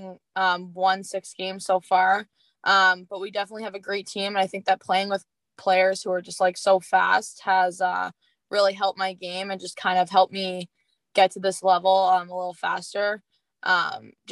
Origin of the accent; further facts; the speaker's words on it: St. John's, Newfoundland and Labrador, Canada; I am from St. John's, Newfoundland, which is in Canada